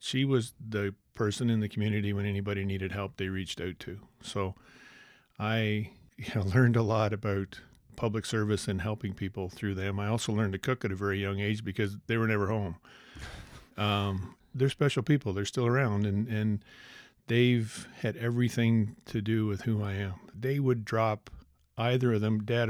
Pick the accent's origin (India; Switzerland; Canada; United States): Canada; Snail Grove, Ontario; I grew up in Snail Grove, Ontario, on my grandparents' farm. My mom and dad built a house there the year I was born.